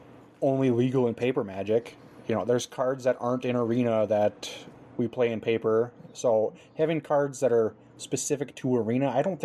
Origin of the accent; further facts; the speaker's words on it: Minnesota, United States; I'm from Minnesota